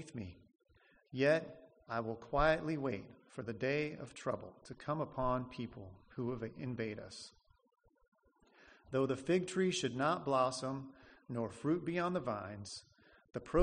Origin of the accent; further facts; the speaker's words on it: Nebraska, United States; moved away as an adult; I'm from Nebraska. I grew up there